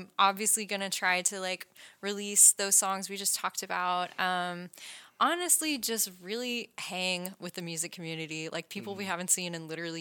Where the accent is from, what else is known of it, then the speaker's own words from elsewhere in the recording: Newnan, Georgia, United States; that's my hometown, like that's where I grew up.